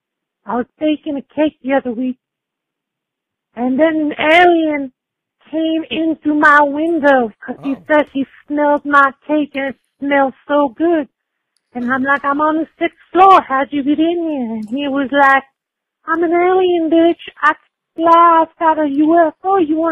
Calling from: Boston, Massachusetts, United States

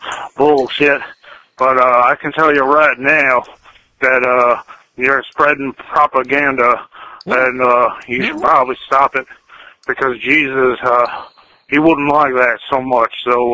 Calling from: Texas, United States; I'm calling from Texas.

